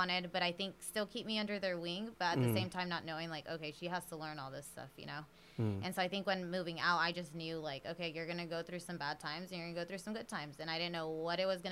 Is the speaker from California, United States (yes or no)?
yes; San Jose, California, United States; now in Los Angeles, United States; I really am from San Jose.